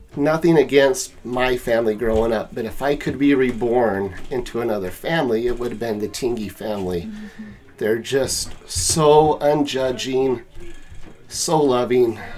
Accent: St. George, Utah, United States; also born or lived in Salt Lake City, Utah / Korea; I'm from St. George. Technically, I was born in Salt Lake, and uh, when I was three, my mom got divorced and moved to St. George. Lived there till '90

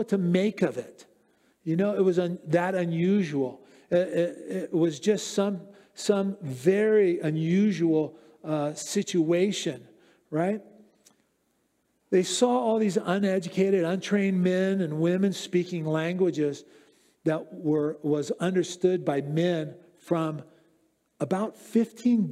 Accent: United States; accent: American; I'm an American

